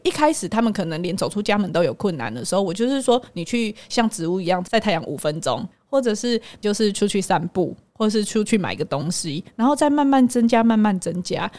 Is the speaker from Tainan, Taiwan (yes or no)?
no; Hualien, Hualien County, Taiwan; accent: Taiwanese Mandarin; 口音，我就是花莲人啊，那我台湾国语